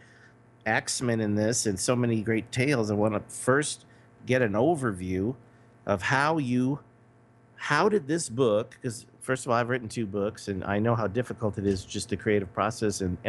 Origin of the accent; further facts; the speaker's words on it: Los Angeles, California, United States; moved away as an adult; now in Las Vegas, United States; back in my hometown of Los Angeles. But I'm not in Los Angeles anymore. I'm in Las Vegas, Nevada.